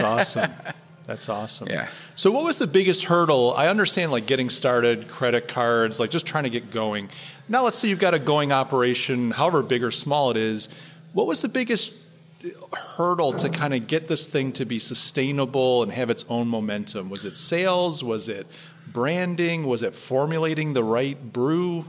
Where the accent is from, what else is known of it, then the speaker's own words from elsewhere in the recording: New York, United States; as a New Yorker